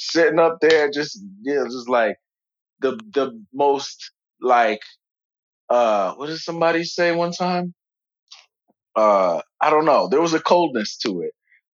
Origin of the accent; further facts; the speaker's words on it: New York, United States; I'm from New York